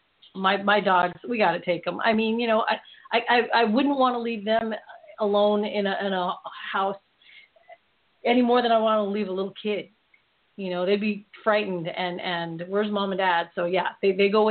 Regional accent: Philippines; I'm Filipino

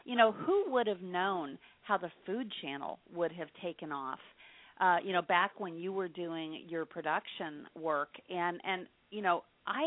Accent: Indiana, United States; I grew up in Indiana

